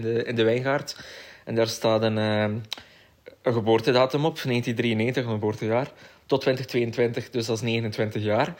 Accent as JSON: {"language": "Dutch", "town": "Koksijde", "region": "Flanders", "country": "Belgium", "tie": "born or raised there", "said": "ik ben opgegroeid in Kokster"}